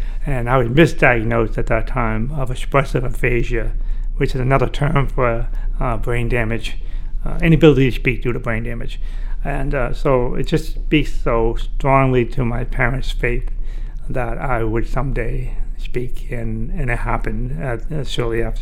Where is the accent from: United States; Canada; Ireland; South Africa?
United States; Orono, Maine; I was born deaf in Orono, Maine